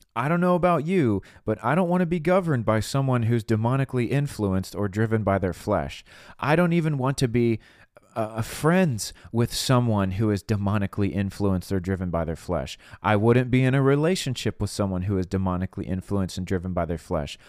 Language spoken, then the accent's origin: English; United States; I was born in America. God put me here on purpose." and this is my country.